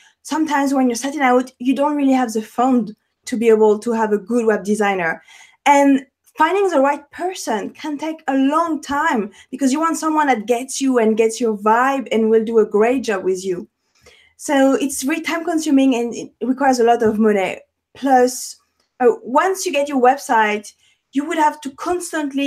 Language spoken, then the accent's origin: English; Paris, Île-de-France, France; English is a second language; moved away; I have an accent, born and raised in Paris